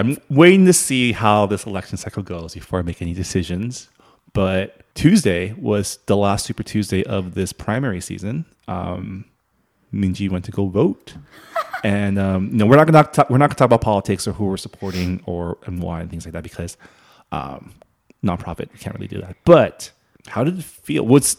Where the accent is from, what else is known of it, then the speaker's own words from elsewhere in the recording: Canada; I'm from Canada